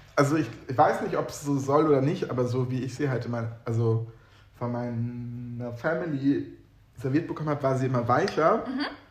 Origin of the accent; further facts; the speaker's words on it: Northern Germany, Germany; ich komme aus Norddeutschland